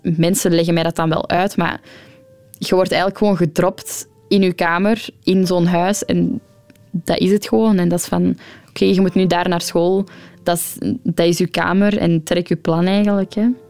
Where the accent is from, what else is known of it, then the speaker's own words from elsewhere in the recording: Ghent, Flanders, Belgium; also born or lived in Antwerp; ik ben geboren in Gent